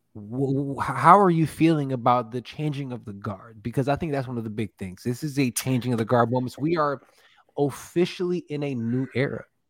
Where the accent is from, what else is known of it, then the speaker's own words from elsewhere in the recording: Chicago, Illinois, United States; We're from Chicago.